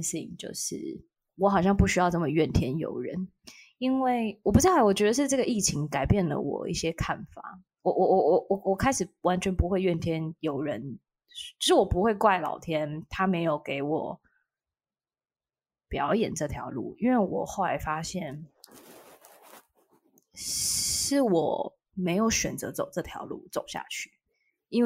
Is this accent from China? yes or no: no; Taiwan; accent: Waisheng (mainlander) accent; 对，听我的外声腔，